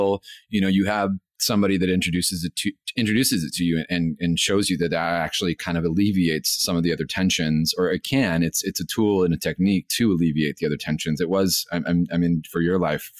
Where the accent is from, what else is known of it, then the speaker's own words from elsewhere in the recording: Los Angeles, California, United States; I'm from East LA, and so it's definitely an underserved, very heavily Latino community